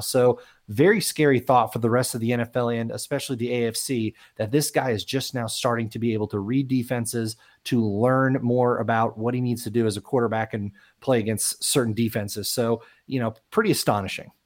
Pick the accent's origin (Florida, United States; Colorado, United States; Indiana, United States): Florida, United States; South; I grew up in South Florida